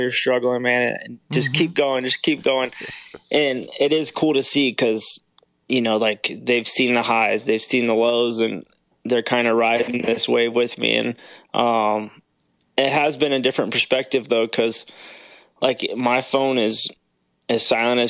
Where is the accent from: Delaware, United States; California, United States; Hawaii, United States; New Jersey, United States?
California, United States; moved away as an adult; now in Florida, United States; Growing up in Cali